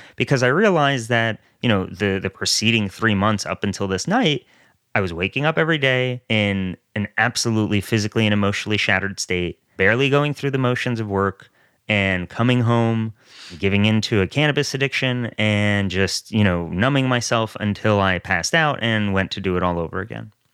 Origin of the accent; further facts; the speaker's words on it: New York area, United States; also born or lived in Soviet Russia; I grew up in the New York area